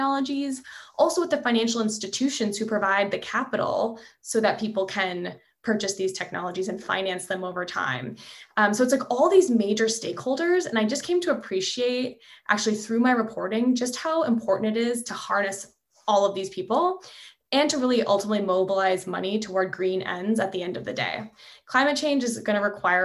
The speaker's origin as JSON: {"language": "English", "country": "Canada", "tie": "born or raised there", "also_born_or_lived": "Montreal", "moved": "as an adult", "lives_now": "California, United States", "said": "I'm originally from Canada, so you know, I had this desire to figure out how energy is involved with national economic policy, because that's a big thing back in Canada where I'm from"}